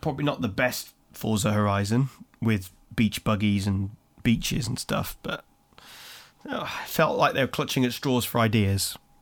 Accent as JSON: {"language": "English", "town": "Birmingham", "region": "West Midlands", "country": "United Kingdom", "tie": "born or raised there", "said": "my hometown of Birmingham"}